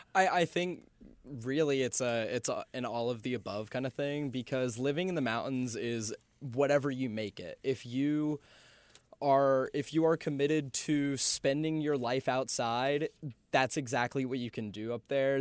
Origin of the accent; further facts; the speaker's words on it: Charlotte, North Carolina, United States; moved away as an adult; now in Boone, United States; I grew up in Charlotte for most of my life up until I went off to school